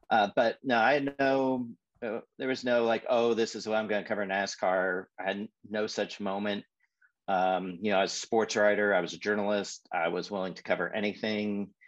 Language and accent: English; Indianapolis, Indiana, United States; moved away; I grew up in Indianapolis, or I moved there when I was 10.